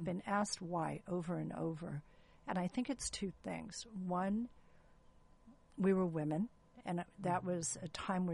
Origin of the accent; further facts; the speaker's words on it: San Gabriel Valley, California, United States; moved away as an adult; now in Orange County, United States; I was raised in the San Gabriel Valley, went to USC straight through